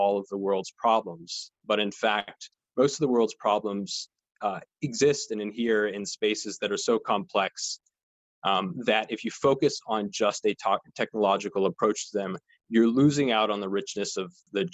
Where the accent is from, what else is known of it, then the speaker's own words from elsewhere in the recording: outside Albuquerque, New Mexico, United States; moved away; I've been sheltering in place where I grew up in New Mexico, a little bit outside of Albuquerque